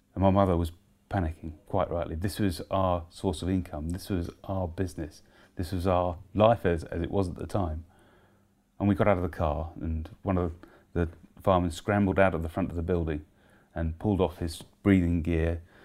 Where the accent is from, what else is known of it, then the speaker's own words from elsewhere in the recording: Letchworth, East of England, United Kingdom; my hometown of, at that time, Letchworth